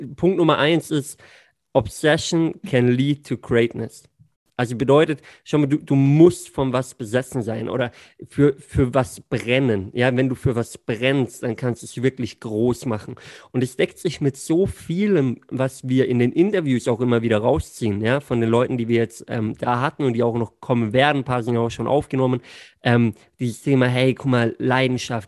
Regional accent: Singen, Baden-Württemberg, Germany; born or raised there

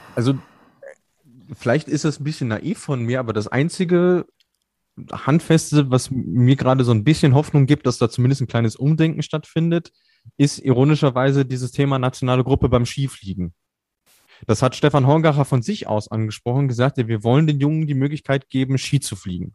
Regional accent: Germany; als Deutsche

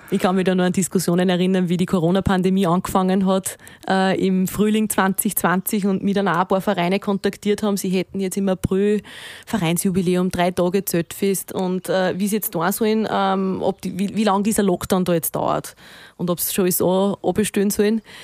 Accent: Walding, Upper Austria, Austria; also born or lived in Vienna; Wenn ich von daheim rede, dann rede ich von Walding. Dann rede ich äh, wirklich da, von, von meinem Elternhaus, dort wo ich aufgewachsen bin

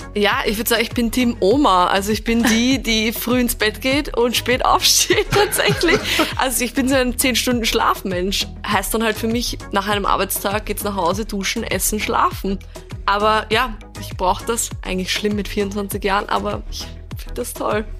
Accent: Vienna, Austria; ich komme ursprünglich aus Wien, bin auch hier aufgewachsen

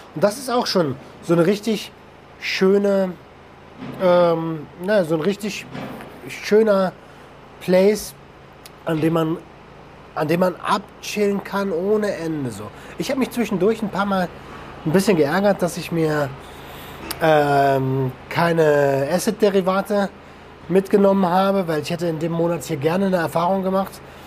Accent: Germany; bei uns in Deutschland

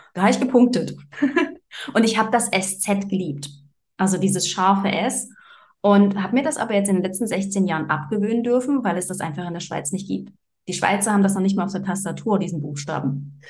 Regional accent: Germany; moved away as an adult; now in Switzerland; ich bin ursprünglich äh, aus Deutschland

